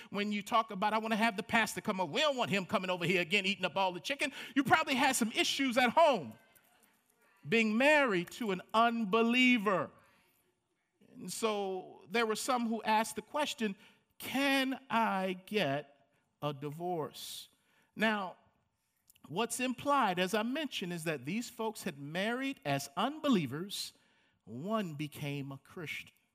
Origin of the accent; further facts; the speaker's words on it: Baltimore, Maryland, United States; Growing up in Baltimore, Maryland, um, of a lower middle income family